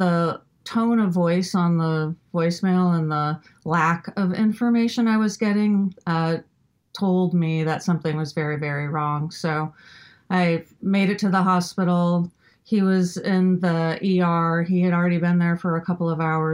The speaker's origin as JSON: {"language": "English", "region": "Midwest", "country": "United States", "tie": "born or raised there", "said": "growing up in the Midwest"}